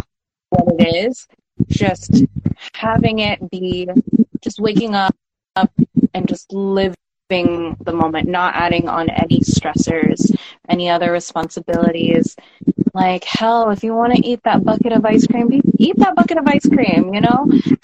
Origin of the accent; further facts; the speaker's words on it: Manhattan, New York, United States; I grew up in Manhattan